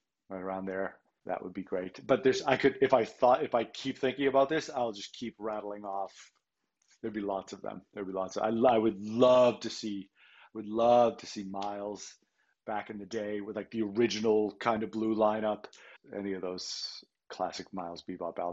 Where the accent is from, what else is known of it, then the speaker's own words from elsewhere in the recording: Boston, Massachusetts, United States; I grew up in Boston